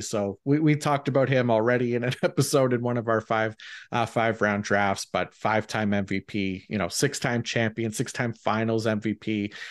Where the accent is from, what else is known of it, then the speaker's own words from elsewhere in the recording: Canada; being Canadian